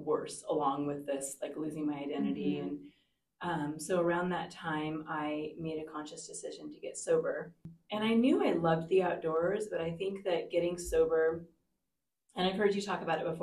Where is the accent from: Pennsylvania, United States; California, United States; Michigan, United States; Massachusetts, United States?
California, United States; Southern; moved away; Definitely a city girl. I'm from Southern California